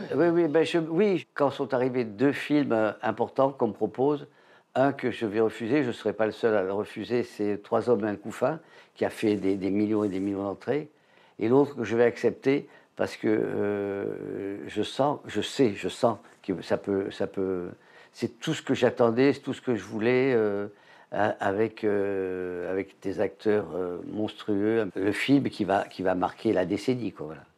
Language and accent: French; Avignon, Provence-Alpes-Côte d'Azur, France; accent: sud-est; moved away as an adult; je suis d'Avignon